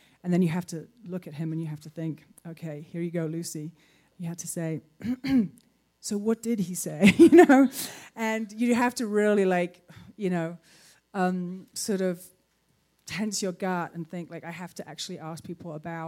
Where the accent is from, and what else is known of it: United Kingdom